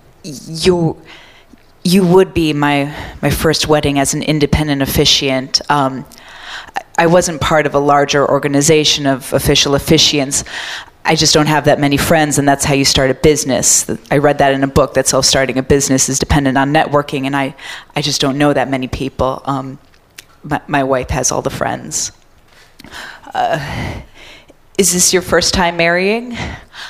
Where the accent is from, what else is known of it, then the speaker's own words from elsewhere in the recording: Michigan, United States; now in Chicago, United States; originally Michigan